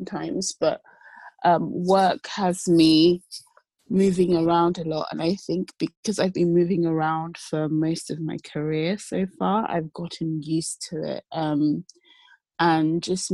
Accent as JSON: {"language": "English", "country": "Nigeria", "also_born_or_lived": "London / Lagos", "said": "I sort of hybridly living between London and Lagos, Nigeria. I'm Nigerian"}